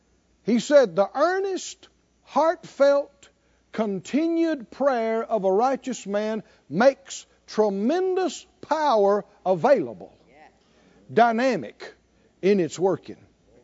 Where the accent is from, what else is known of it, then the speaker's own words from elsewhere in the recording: the South, United States; You know, we grew up in the South and in the woods and nature